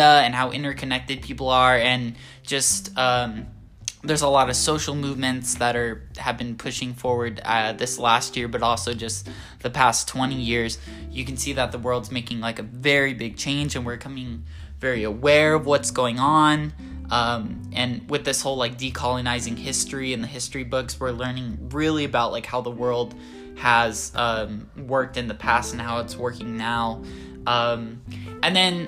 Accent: Southern California, United States; moved away as an adult; now in San Francisco, United States; growing up in Southern California

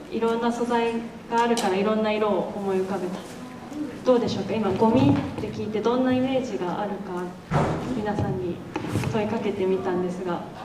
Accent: Kanagawa, Japan; moved away as an adult; now in Kamikatsu, Japan; 私は出身は神奈川県で今日も祖父母と両親がこのトーク会場に来てくださってるんですけど

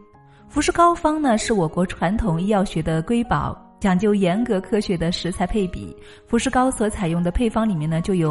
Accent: Hunan, China; accent: Hunan; 我记得那个时候我是刚刚接触的，我是湖南人，口音特别的重，所以啊，我对自己很没有信心。

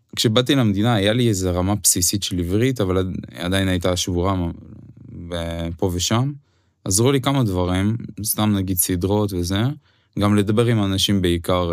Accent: Ukraine; Hebrew is a second language; moved away as an adult; now in Israel; אוקראינה כן מדינת המולדת שלי

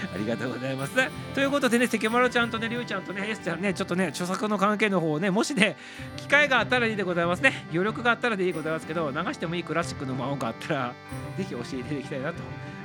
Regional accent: Japan; moved away as an adult; now in Tokyo, Japan; 東京に出てくる前にあの市議あの同級生に市議会議員さんがおった

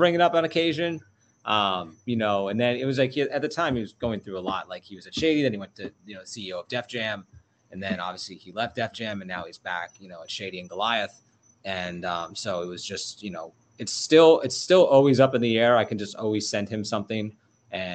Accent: New York, United States; now in Jupiter, United States; growing up in New York

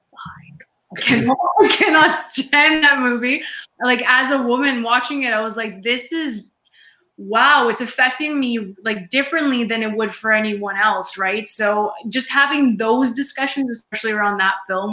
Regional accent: Canada; I'm Canadian

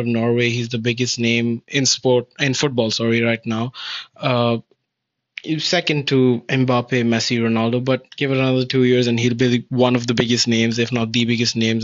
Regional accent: India; being Indian

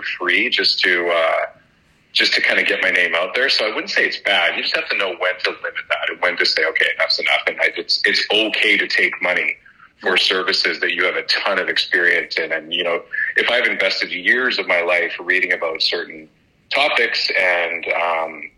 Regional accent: Vancouver, British Columbia, Canada; also born or lived in Kilwinning, Scotland / Alberta; We were the first generation of immigration over to Scotland and then over to Canada. I think when I was about three, my parents and many other Scottish folks during a depression in Scotland decided that the promised land was Vancouver.

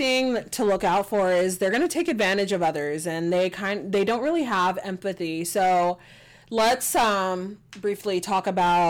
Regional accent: Texas, United States; accent: country twang; And I was born and raised in Texas. So, like, you want the country twang? I can give it to you.

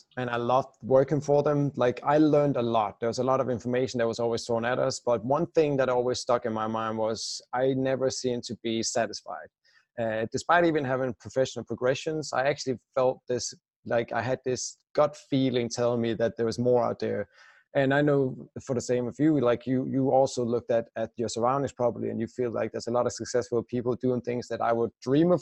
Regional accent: Denmark; moved away as an adult; I'm originally Danish, or I still am, of course, but I left my home country 5 years ago now

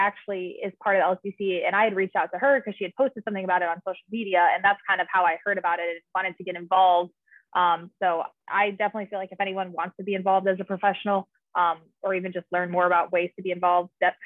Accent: Naperville, Illinois, United States; moved away as an adult; also born or lived in Columbus, Ohio; now in Los Angeles, United States; I'm originally from Naperville, Illinois, which is a suburb outside of Chicago.

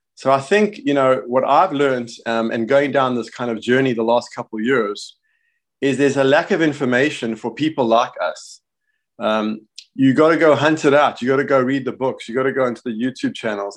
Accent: Johannesburg, Gauteng, South Africa; now in United States; I'm South African, uh, born in Johannesburg, and, uh, I live in the States

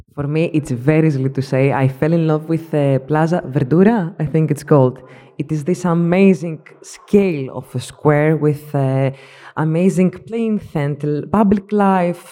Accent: Thessaloniki, Central Macedonia, Greece; now in Athens, Greece; I come all the way from Greece, from Thessaloniki, living in Athens.

